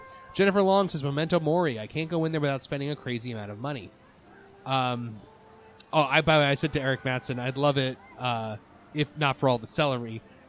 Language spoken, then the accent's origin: English; New England, United States; I grew up in New England, and I vividly remember my dad getting the fish and chips there every time we went as kids.